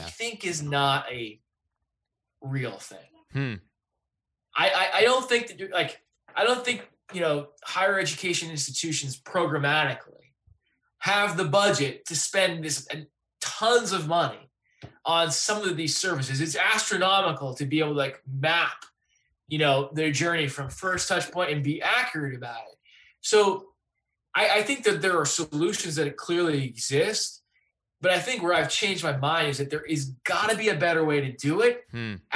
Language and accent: English; Clinton, Massachusetts, United States; moved away; also born or lived in Los Angeles; I'm from Clinton, Massachusetts, and I work now at Circa Interactive